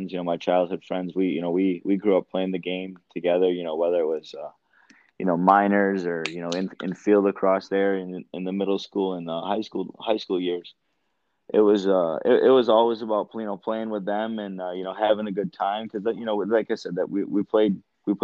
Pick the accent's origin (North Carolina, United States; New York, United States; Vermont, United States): New York, United States; Tonawanda Seneca Reservation, near Buffalo; I'm from the Seneca Reservation. It's near Buffalo. It's called Tonawanda, but it's a small one out there.